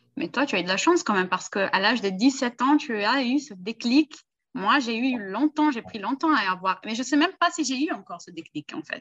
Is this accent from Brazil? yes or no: yes; Brazil; Je suis né au Brésil